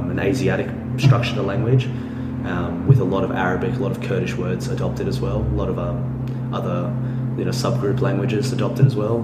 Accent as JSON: {"language": "English", "country": "Australia", "said": "I'm an Australian"}